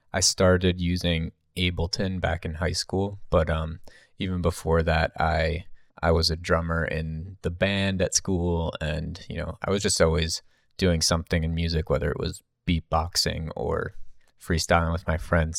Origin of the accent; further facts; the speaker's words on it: New Jersey, United States; me growing up in New Jersey